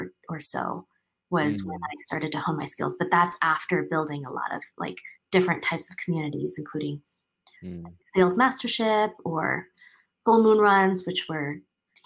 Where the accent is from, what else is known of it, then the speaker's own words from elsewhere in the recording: Taipei, Taiwan; moved away as an adult; also born or lived in Seattle, United States; I grew up in Taiwan and I went to a school there in Taipei.